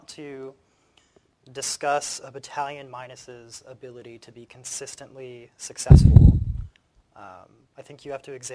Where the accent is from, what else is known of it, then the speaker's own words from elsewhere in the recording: Florida, United States; I'm from Florida